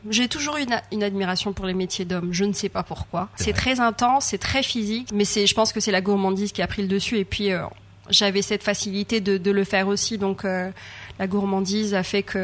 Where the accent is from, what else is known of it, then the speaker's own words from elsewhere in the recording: Réunion; moved away; surtout qu'on vient de loin. Enfin, je venais de La Réunion.